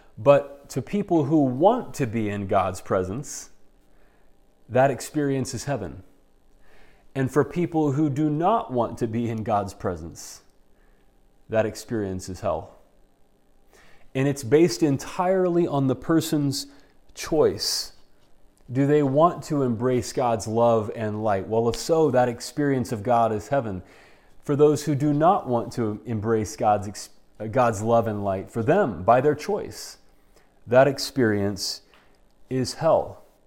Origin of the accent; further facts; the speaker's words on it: United States; us as American Christians